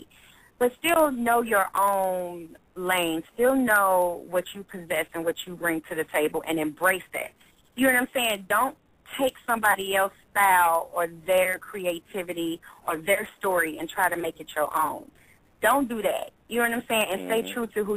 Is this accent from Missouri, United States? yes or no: yes; St. Louis, Missouri, United States; I'm from St. Louis. I've come up in, you know, very challenging situations